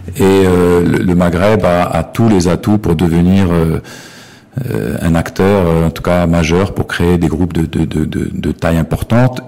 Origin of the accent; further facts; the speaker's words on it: Morocco; on est marocain